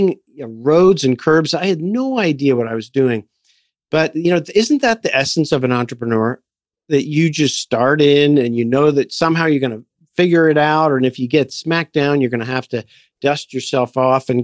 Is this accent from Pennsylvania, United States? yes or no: yes; Philadelphia, Pennsylvania, United States; moved away as an adult; also born or lived in Montreal; I grew up in Philadelphia